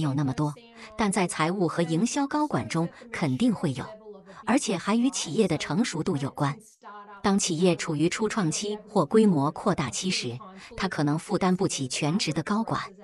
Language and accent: Chinese; Melbourne, Victoria, Australia; 我出生在墨尔本的城市中心